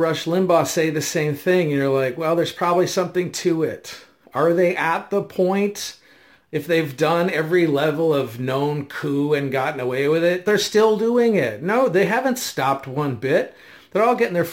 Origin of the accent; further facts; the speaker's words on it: United States; as an American, I was born with the unalienable right